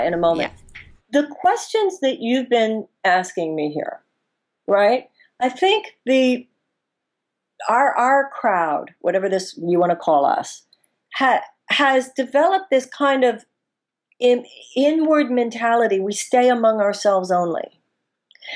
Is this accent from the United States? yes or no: yes; United States; as American women